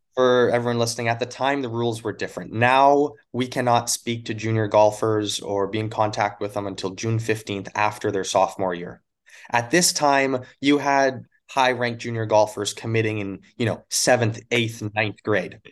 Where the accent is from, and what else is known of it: Crossfield, Alberta, Canada; born or raised there; moved away as an adult; also born or lived in Yellowknife, Northwest Territories; now in Los Angeles, United States